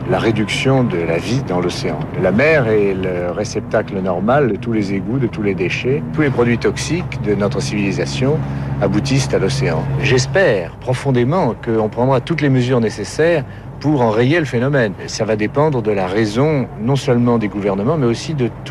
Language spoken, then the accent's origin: French; Bordeaux, Nouvelle-Aquitaine, France; je suis bordelais. Ne l'oublions pas, c'est vrai.